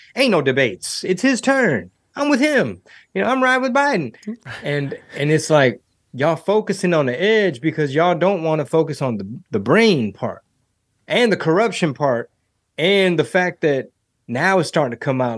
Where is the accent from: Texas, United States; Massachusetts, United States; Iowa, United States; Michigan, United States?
Texas, United States; Houston; It's my hometown